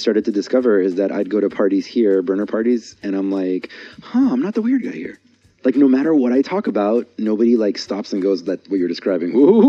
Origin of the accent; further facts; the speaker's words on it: San Diego, California, United States; Because my experience growing up in San Diego is that it's an extremely superficial city.